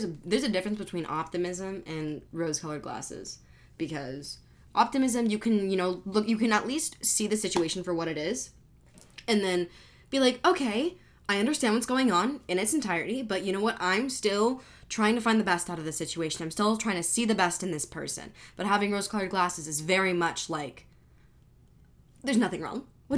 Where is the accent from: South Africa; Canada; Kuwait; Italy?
Italy; I'm from Italy.